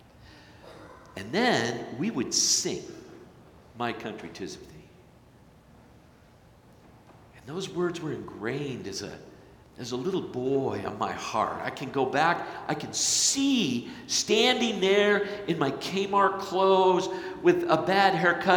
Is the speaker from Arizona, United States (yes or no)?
yes; Flagstaff, Arizona, United States; moved away; also born or lived in Hartley, Iowa; growing up in Flagstaff, Arizona